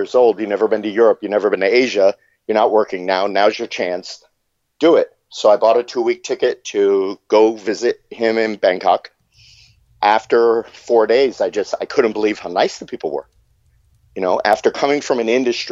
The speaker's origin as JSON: {"language": "English", "town": "Fort Lauderdale", "region": "Florida", "country": "United States", "tie": "born or raised there", "also_born_or_lived": "Michigan", "said": "I was born in Michigan. We moved to Fort Lauderdale when I was three. And my dad was a Fort Lauderdale cop"}